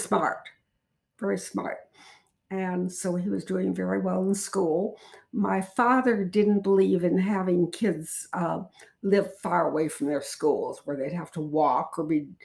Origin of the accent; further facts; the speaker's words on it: Chicago, Illinois, United States; I was born in Chicago, Illinois